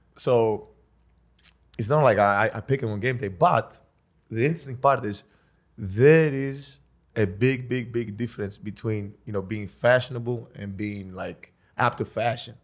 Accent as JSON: {"language": "English", "country": "Greece", "said": "I come from Greece"}